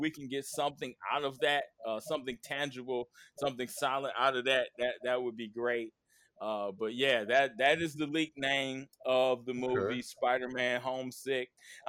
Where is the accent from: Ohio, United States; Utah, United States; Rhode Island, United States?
Ohio, United States; Knockemstiff; I'm from Knock'em Stiff.